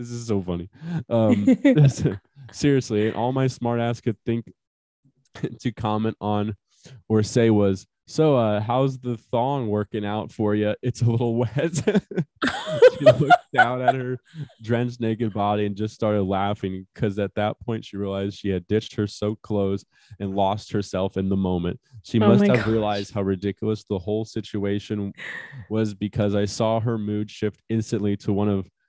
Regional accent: Michigan, United States; I grew up in Michigan

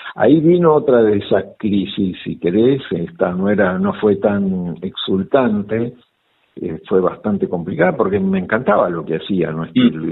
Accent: Olivos, Buenos Aires Province, Argentina; En provincia de Buenos Aires, en Olivos. Eh, nací en Capital, pero después mis viejos

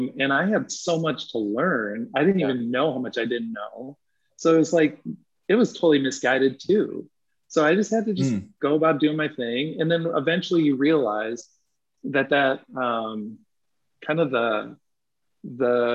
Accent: Clinton, United States; moved away; I'm from Clinton.

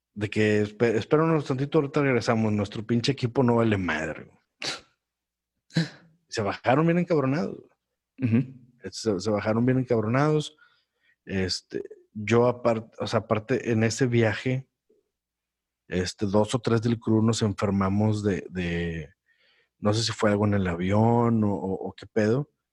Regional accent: Monterrey, Nuevo León, Mexico; moved away as an adult; yo que soy de Monterrey

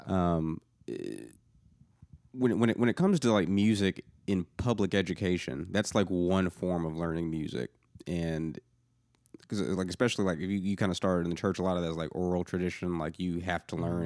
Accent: outside of Atlanta, Georgia, United States; now in Nashville, United States; I grew up outside of Atlanta

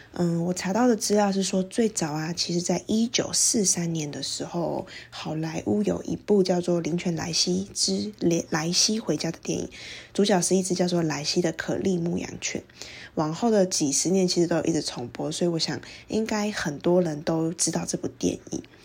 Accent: Taiwan; 像是我们台湾人可能特别熟悉的

